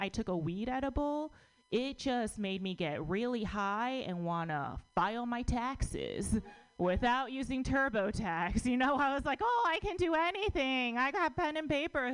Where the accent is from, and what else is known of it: United States; born or raised there